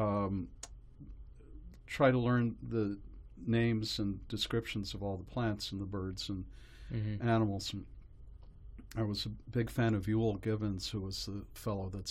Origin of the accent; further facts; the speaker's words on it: Carbondale, Illinois, United States; now in New York, United States; I grew up in a small town in Illinois, Carbondale